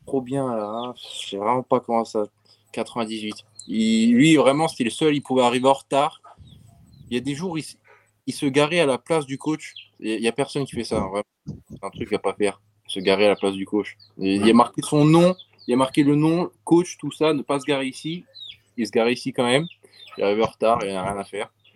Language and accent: French; Montpellier, Occitania, France; now in United States; je viens de Montpellier, du, du sud de la France